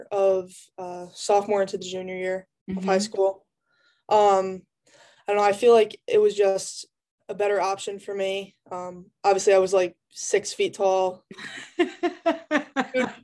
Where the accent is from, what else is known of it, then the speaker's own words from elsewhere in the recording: upstate New York, United States; I actually grew up in upstate New York